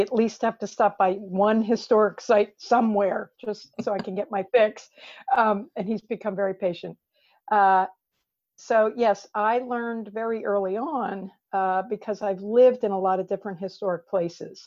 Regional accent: New Jersey, United States; moved away; I was raised in New Jersey for quite a few years

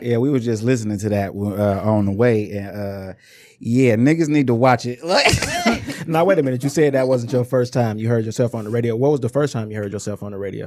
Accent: Inkster, Michigan, United States; I'm from Inkster Michigan

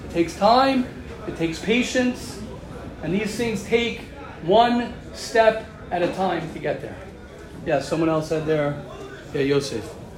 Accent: United States; moved away; I'm American

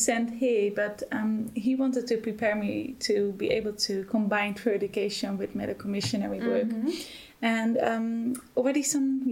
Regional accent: Netherlands; moved away as an adult; now in Germany; I'm originally from the Netherlands, and I'm here since February this year

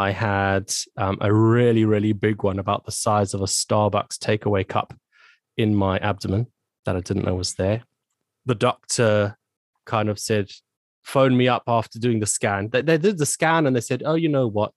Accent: Zimbabwe; moved away as an adult; also born or lived in South Africa; now in United Kingdom; I was born and raised in Zimbabwe, which is a country in Southern Africa

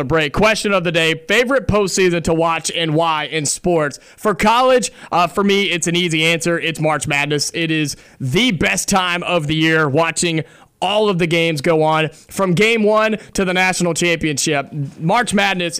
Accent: Ohio, United States; moved away; growing up in Ohio for a long time

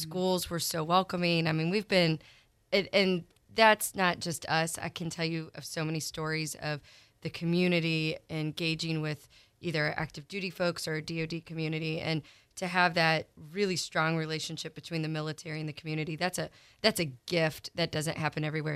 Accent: Columbia, Missouri, United States; moved away; born and raised in Columbia, Missouri

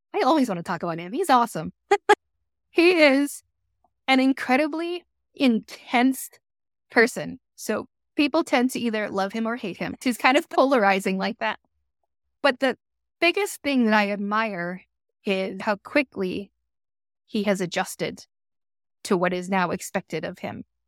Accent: United States; moved away as an adult; also born or lived in Boston, Massachusetts / Florida; now in Shelby Township, United States; Grew up in Boston and Florida

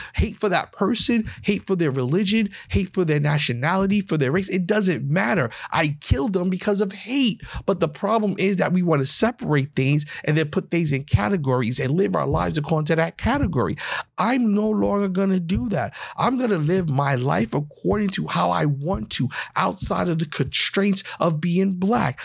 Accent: New York, United States; I'm from New York

